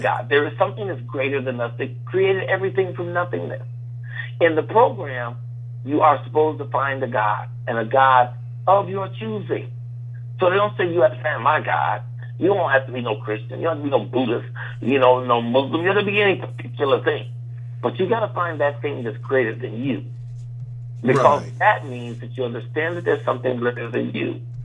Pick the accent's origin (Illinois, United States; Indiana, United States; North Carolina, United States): Illinois, United States; Chicago; my hometown of Chicago.